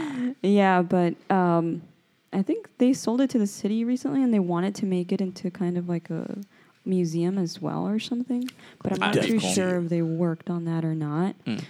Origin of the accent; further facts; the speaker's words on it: Laredo, Texas, United States; I grew up around that area because I grew up on Market Street. I live like 3 blocks away from it.